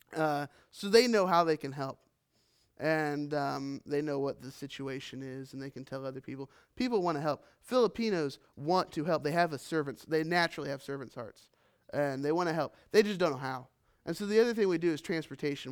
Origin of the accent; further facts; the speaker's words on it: Richmond, United States; moved away as an adult; now in Philippines; I grew up in Richmond